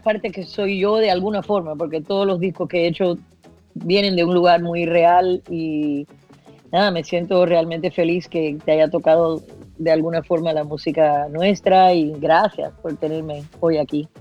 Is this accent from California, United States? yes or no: no; Miami, Florida, United States; yo me crié en Estados Unidos